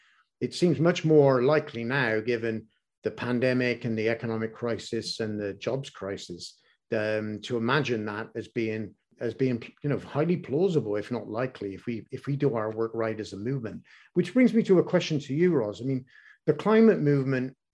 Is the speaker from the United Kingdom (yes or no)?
yes; England, United Kingdom; growing up in England